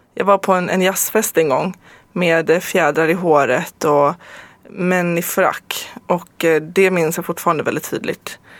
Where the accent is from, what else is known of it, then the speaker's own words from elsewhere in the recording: Stockholm, Stockholm County, Sweden; jag är ju född i Stockholm, mm. men eh, jag, har, jag är inte svensk medborgare så att jag är tysk medborgare